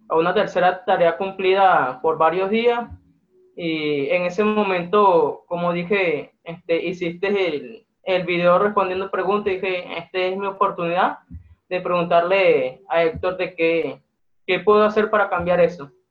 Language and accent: Spanish; Venezuela; soy de Venezuela, tengo 22 años